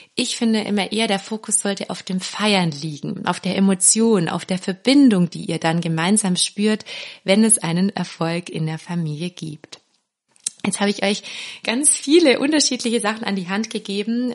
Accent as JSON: {"language": "German", "region": "Swabia", "country": "Germany", "said": "ich bin ja Schwäbin"}